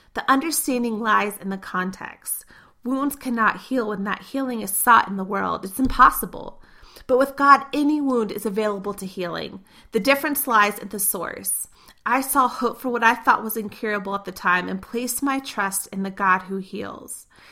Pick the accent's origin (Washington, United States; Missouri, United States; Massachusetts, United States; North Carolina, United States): Missouri, United States; moved away; My parents still live in the three-story house I grew up in Missouri